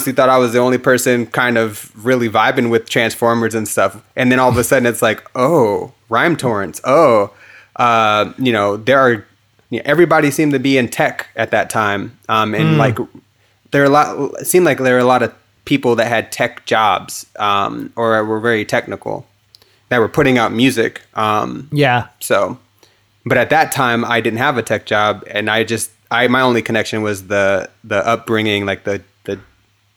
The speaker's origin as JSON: {"language": "English", "town": "Hayward", "region": "California", "country": "United States", "tie": "born or raised there", "also_born_or_lived": "Dublin, California / Pleasanton, California / Phoenix, Arizona", "said": "I'm from Northern California. Like elementary school was in Hayward, California. And then high school was in Dublin or Pleasanton, California."}